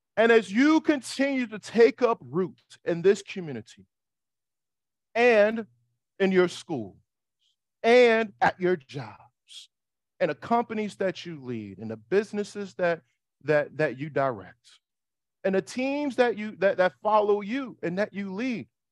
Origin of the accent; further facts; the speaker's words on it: New York City, New York, United States; I'm from Harlem.